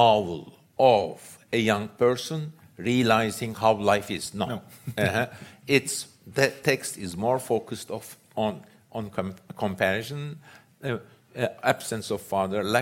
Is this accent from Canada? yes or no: no; Istanbul, Turkey; I grew up in Istanbul